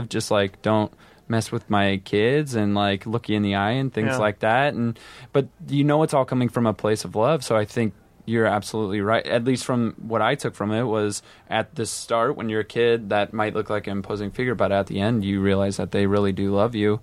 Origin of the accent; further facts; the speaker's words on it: Iowa, United States; moved away; I'm from the Midwest too, from Iowa